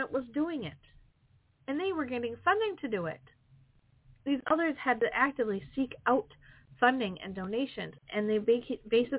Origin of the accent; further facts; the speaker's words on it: Wisconsin, United States; I'm from Wisconsin